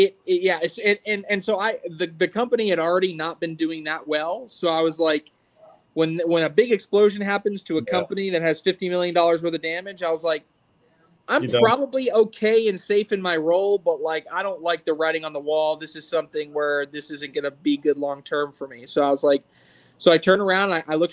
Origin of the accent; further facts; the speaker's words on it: Charlotte, North Carolina, United States; also born or lived in Clemson, South Carolina; I grew up in the Charlotte, North Carolina area.